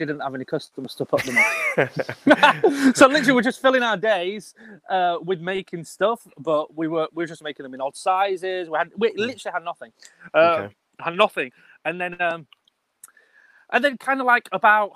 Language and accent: English; Bradford, Yorkshire and the Humber, United Kingdom; I'm a boy from Bradford, you know, I'm from up north